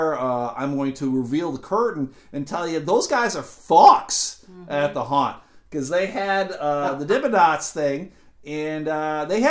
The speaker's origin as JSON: {"language": "English", "town": "Buffalo", "region": "New York", "country": "United States", "tie": "born or raised there", "said": "I grew up in Buffalo, which is about 30 minutes from Niagara Falls"}